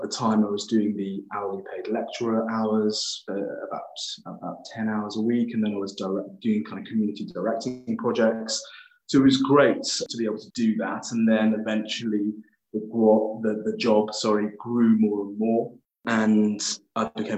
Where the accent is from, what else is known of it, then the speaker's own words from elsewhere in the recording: Cardiff, Wales, United Kingdom; I grew up in Wales, in Cardiff, or Caerdydd, as the Welsh say